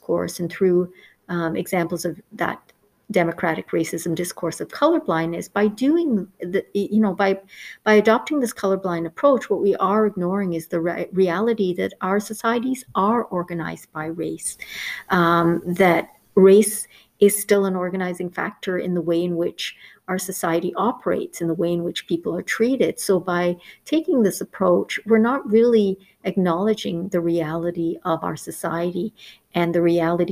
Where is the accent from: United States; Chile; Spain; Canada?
Canada; I grew up in Canada for most of my life